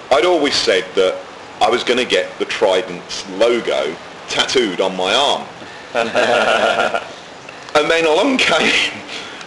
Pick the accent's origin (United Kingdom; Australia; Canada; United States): United Kingdom; England; now in Barbados; being English and living in Barbados